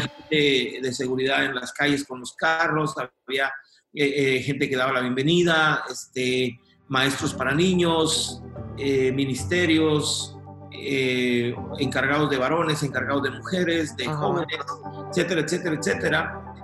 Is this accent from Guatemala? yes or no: yes; Guatemala; moved away; also born or lived in United States; yo nací en Guatemala, Centroamérica, este, viví eh, algunos años allá, después este, viajé a Estados Unidos